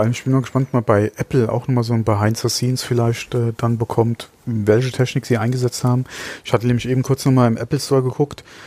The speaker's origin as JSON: {"language": "German", "country": "Germany", "said": "bei uns in Deutschland"}